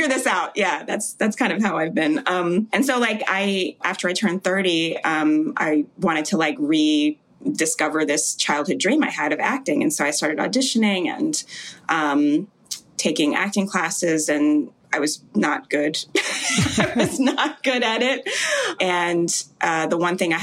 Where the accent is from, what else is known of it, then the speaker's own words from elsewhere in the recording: Jamaica; I was born in Jamaica